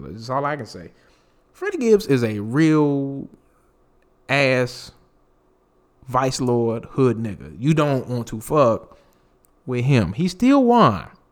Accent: North Carolina, United States; I'm from North Carolina

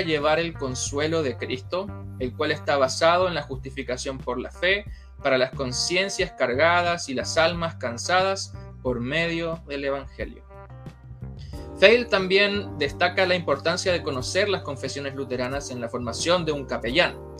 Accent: Argentina; also born or lived in La Florida, Santiago, Chile; now in Santiago, Chile; soy argentino de nacimiento

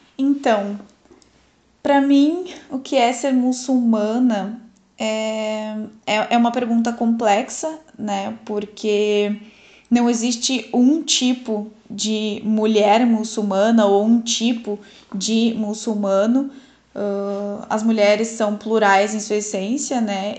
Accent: Brazil; Nasci no Brasil, mas dentro de uma família muçulmana

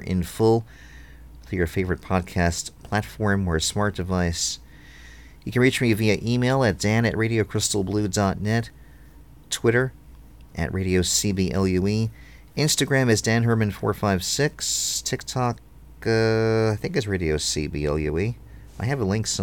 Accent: New York City, New York, United States; moved away; also born or lived in Philadelphia; I grew up in New York, in Brooklyn

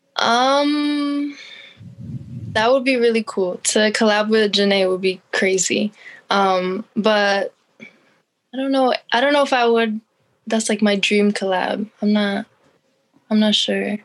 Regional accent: Allentown, Pennsylvania, United States; I'm from Allentown, PA

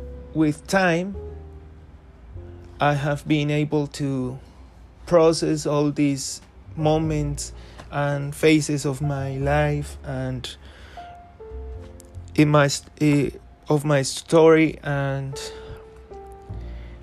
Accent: Ocaña, Norte de Santander, Colombia; my grandma's house in Ocaña, which is my hometown here in Colombia.

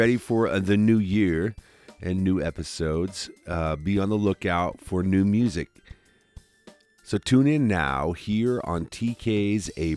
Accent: Cedar Rapids, Iowa, United States; also born or lived in Des Moines, Iowa; I grew up in Cedar Rapids, Iowa, and my childhood home that I grew up

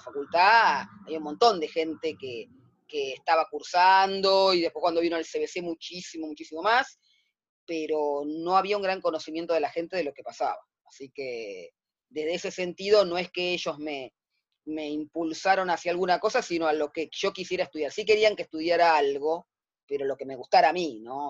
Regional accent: Buenos Aires, Argentina; yo nací el 31, de, el 31 de diciembre del 65, de 1965, ¿sí? Acá en, la ciudad de Buenos Aires, a pocas cuadras de donde estoy viviendo yo ahora

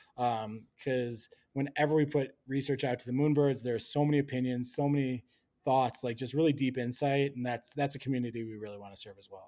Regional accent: Wisconsin, United States; moved away as an adult; also born or lived in Hong Kong; now in Colorado, United States; grew up in Wisconsin

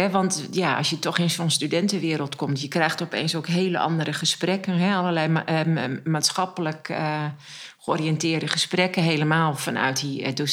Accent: Alteveer, Groningen, Netherlands; Ja, nou, dat was een um, Alteveer ligt in de veenkolonie. En ik weet niet of je daar ooit geweest

